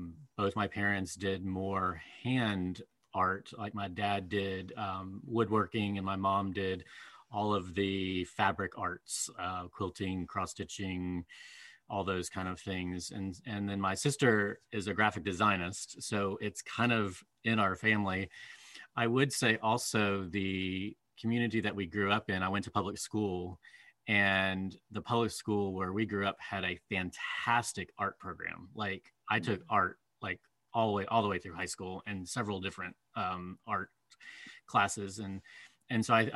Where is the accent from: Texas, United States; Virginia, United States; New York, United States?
Virginia, United States; Southwest; I grew up in Southwest Virginia, mm-hmm. here in the Blue Ridge Mountains